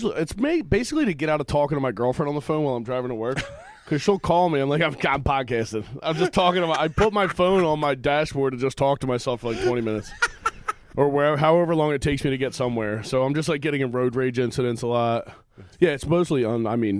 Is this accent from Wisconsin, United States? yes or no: no; Feasterville-Trevose, Pennsylvania, United States; Trevose Feasterville, like Bustleton.